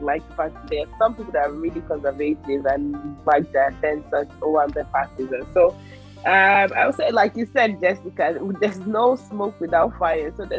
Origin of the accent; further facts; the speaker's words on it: Ibadan, Oyo, Nigeria; also born or lived in Ondo State; I grew up in Ibadan